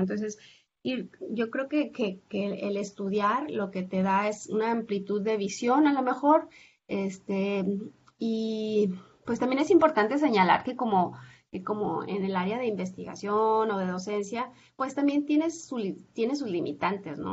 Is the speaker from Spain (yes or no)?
no; Zacatecas, Mexico; moved away as an adult; now in Tijuana, Mexico; yo soy originaria de Zacatecas